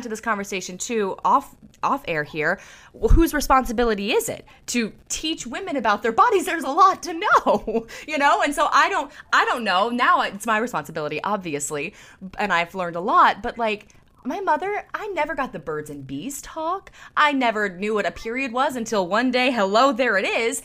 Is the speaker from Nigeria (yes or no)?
no; the South, United States; I grew up in the South